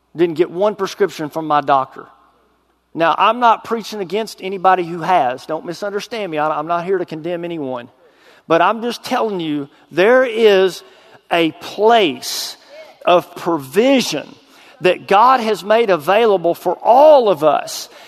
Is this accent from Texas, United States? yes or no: yes; Texas, United States; moved away as an adult; now in Arkansas, United States; I was a drug dealer in my hometown